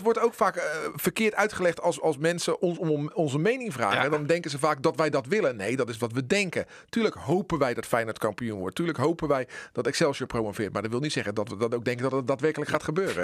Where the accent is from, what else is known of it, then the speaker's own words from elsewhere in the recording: Netherlands; als Nederlanders